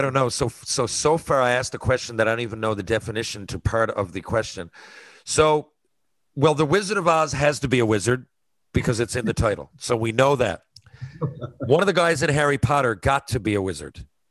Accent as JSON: {"language": "English", "country": "Canada", "said": "I'm Canadian"}